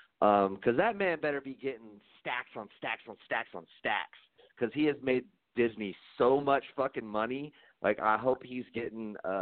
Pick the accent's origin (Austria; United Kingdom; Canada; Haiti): United Kingdom; I'm British.